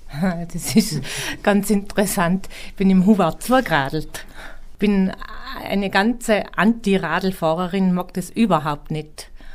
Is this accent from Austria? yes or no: yes; Roppen, Tyrol, Austria; now in Schwangau, Germany; Ich komme aus Roppen in Nordtirol, Nähe Imst.